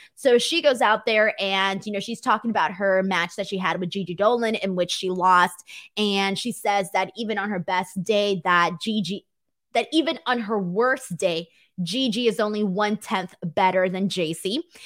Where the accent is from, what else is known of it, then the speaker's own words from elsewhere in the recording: California, United States; accent: valley girl; I'm from California